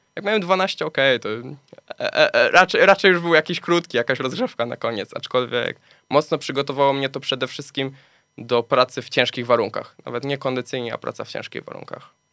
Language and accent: Polish; Gliwice, Silesian Voivodeship, Poland; urodziłem się na Śląsku, mieszkam na Śląsku